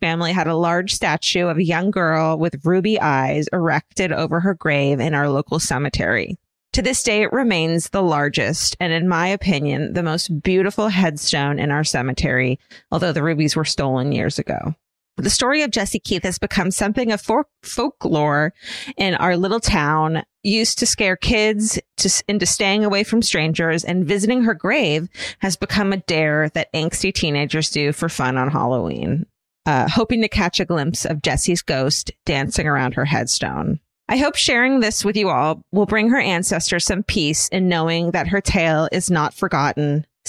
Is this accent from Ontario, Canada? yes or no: yes; Listowel, Ontario, Canada; I'm from Listowel. The town that Letterkenny was based off of, from which the creator, Jared Kiso, hails.